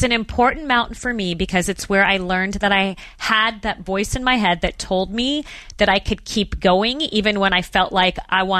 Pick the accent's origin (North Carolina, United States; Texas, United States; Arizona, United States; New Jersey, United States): Arizona, United States; Phoenix; Well, as you mentioned, I did grow up in Phoenix, Arizona. So desert, flat, no mountains.